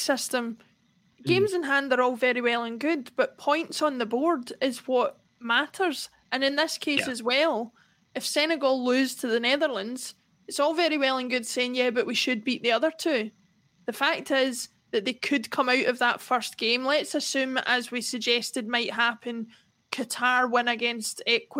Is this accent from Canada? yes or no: no; Scotland, United Kingdom; as a Scottish person